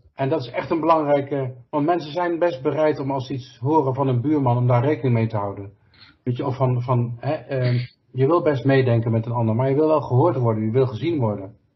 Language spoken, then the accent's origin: Dutch; North Brabant, Netherlands; als Brabanders begrijpen we